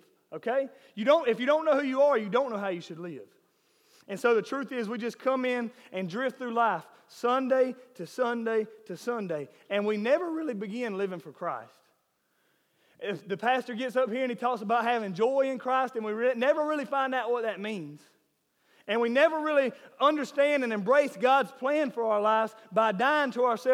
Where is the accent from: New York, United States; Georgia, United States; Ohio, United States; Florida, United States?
Georgia, United States; Millen; I am from Millen